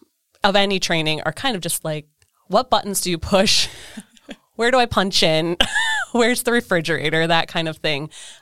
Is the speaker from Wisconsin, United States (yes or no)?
yes; Eden, Wisconsin, United States; Eden, Wisconsin.